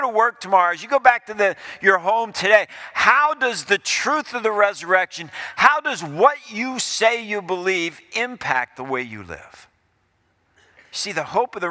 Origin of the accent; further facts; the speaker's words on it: Ohio, United States; as I was growing up in Ohio, we moved to Ohio in 1970, and I was in the sixth grade.